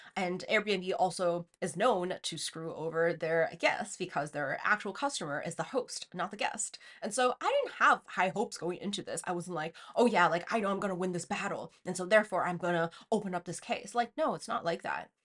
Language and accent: English; China; moved away; growing up in China